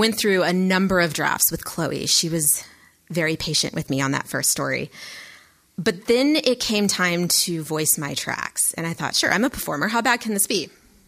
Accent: the South, United States; accent: southern; Sometimes my southern accent likes to creep in.

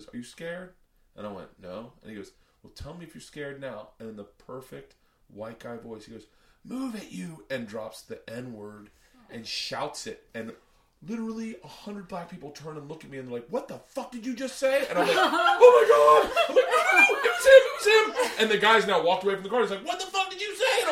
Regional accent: the South, United States; moved away; also born or lived in New York; growing up in the South

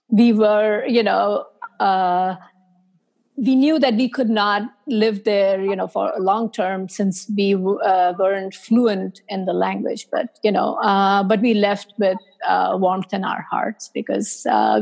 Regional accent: India; moved away as an adult; also born or lived in South Korea; now in United States; I was born and raised in India.

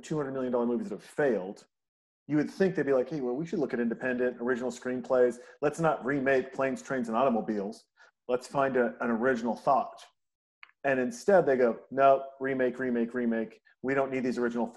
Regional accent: Montana, United States; I'm a guy from Montana who's closer to 50 than to 40

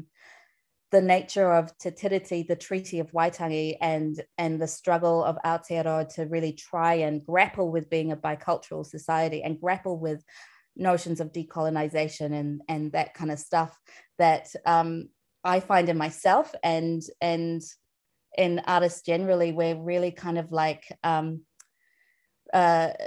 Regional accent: New Delhi, Delhi, India; now in New Zealand; myself as an Indian, as a person from New Delhi

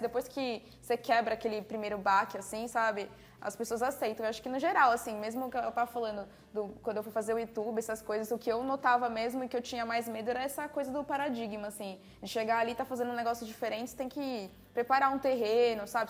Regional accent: São Paulo, Brazil; A gente é de São Paulo

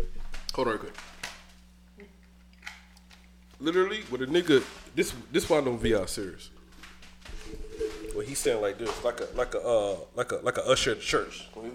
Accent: Georgia, United States; accent: country; I am country. I'm from Georgia.

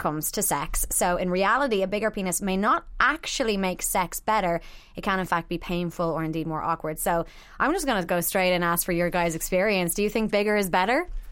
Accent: Ireland; growing up in Ireland

